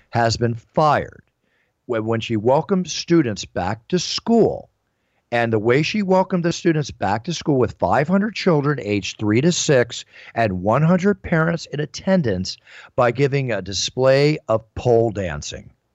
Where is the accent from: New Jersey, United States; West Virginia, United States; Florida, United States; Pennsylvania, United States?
Pennsylvania, United States; Philadelphia; moved away; also born or lived in Dallas; I was raised a lot, many years in my hometown, which I consider, which is Philadelphia